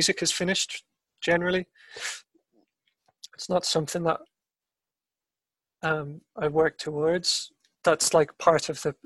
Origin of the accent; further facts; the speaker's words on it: Ireland; I'm Irish